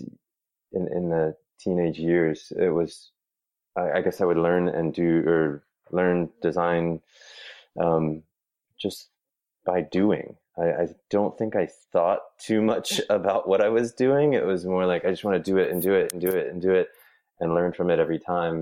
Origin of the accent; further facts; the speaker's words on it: Raleigh, North Carolina, United States; also born or lived in Trenton, New Jersey; We moved to North Carolina when I was maybe a year old. So I've really spent all of my time in Raleigh and suburbs of Raleigh when I was growing up